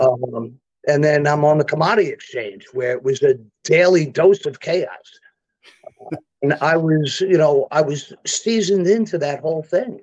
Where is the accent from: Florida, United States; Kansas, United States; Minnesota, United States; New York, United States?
New York, United States; New York City; old school Brooklyn stuff